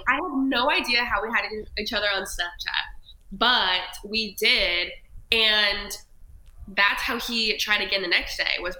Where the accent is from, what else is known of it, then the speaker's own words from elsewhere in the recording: Upland, California, United States; moved away; So I'm from Cali. I grew up in a small town outside of LA, like 30 minutes. It's called Upland.